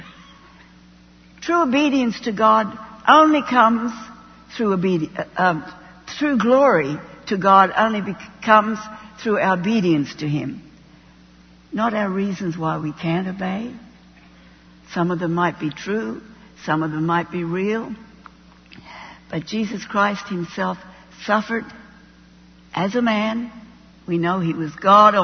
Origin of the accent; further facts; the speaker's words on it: Australia; moved away as an adult; also born or lived in Middle East / Jordan; I'm an Australian.